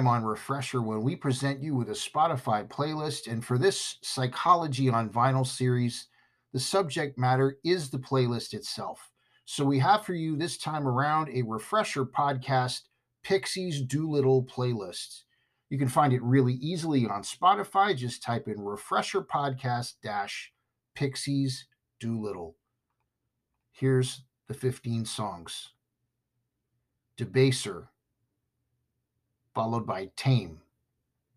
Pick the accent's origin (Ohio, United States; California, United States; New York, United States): California, United States; I'm from California.